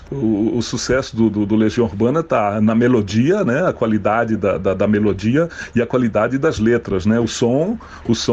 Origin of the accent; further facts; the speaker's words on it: Brasília, Federal District, Brazil; Nós somos de Brasília, né? não tenho vergonha de falar que era de Brasília.